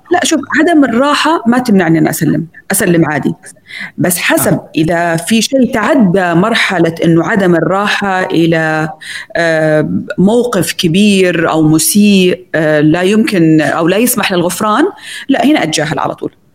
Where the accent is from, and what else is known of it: Saudi Arabia